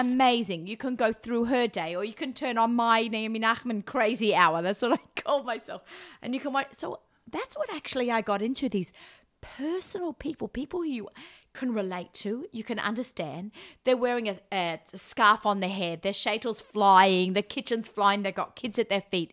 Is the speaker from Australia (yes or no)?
yes; Australia; accent: Australian; moved away as an adult; now in New York, United States; I haven't lived in Australia for 26 years. I may have the accent.